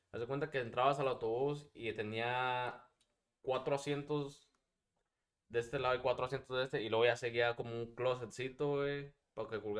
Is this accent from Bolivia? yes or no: no; Puebla, Mexico; Eh, soy, de soy, de Puebla